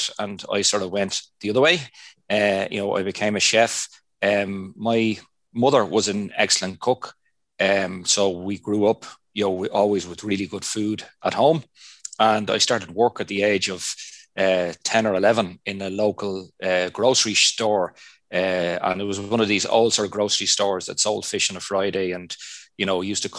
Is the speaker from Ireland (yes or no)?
yes; Dublin, Leinster, Ireland; first language Irish; English is a second language; I grew up in Dublin, I grew up speaking the Irish language as my first language